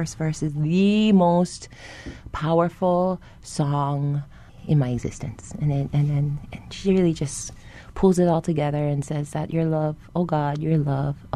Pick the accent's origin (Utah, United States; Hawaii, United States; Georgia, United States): Hawaii, United States; Honolulu; I'm born and raised in Monalua Gardens